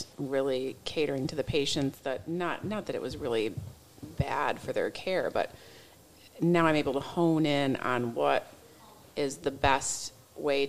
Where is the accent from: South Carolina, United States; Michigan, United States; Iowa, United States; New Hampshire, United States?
Michigan, United States; Union City; I'm from Union City, Michigan